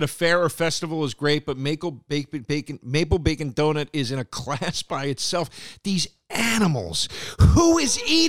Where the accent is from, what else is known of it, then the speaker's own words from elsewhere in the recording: United Kingdom; It seems to me that bacon is far preferred by Americans, but as a Brit, I think that maybe because you haven't tasted the best sausages.